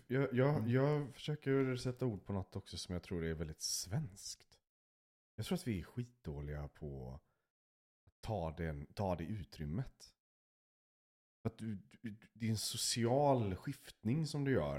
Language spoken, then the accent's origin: Swedish; Sweden; jag är som mest svensk